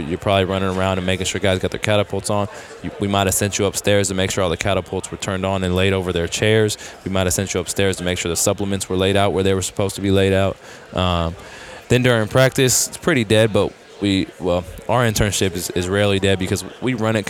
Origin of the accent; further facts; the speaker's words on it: Bay Area, California, United States; I grew up in the Bay Area, an hour from Sacramento